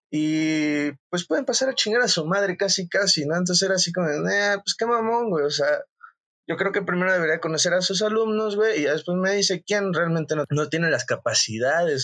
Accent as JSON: {"language": "Spanish", "town": "Cuernavaca", "region": "Morelos", "country": "Mexico", "also_born_or_lived": "Mexico City", "said": "soy de Cuernavaca, Morelos"}